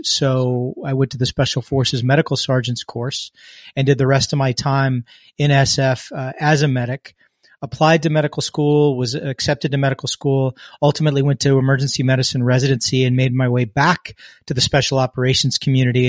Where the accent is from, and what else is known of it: United States; born or raised there